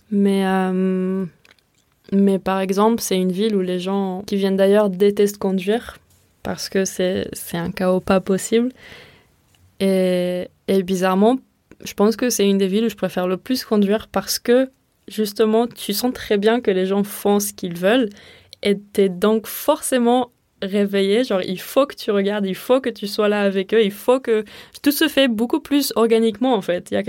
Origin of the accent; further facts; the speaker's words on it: Israel; French is a second language; now in Marseille, France; de ce que j'ai vu so far et les endroits où j'ai pu vivre en dehors de ma ville natale en Israël, Marseille, c'est vraiment le lieu où je me sens le plus à la maison